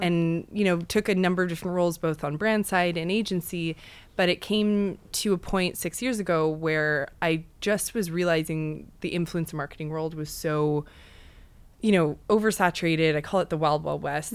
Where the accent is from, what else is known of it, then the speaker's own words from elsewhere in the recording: Western Canada, Canada; moved away as an adult; now in New York, United States; I'm actually from Western Canada